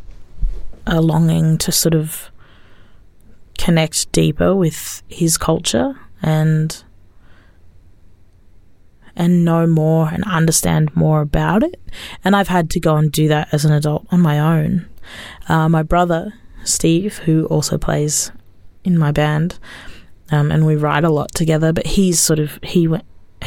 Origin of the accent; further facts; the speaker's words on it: Australia; growing up in Australia, we were going to speak English anyway